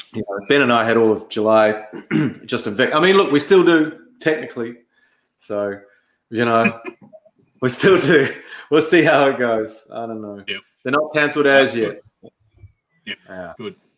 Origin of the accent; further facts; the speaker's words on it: Dunedin, Otago, New Zealand; I grew up in Dunedin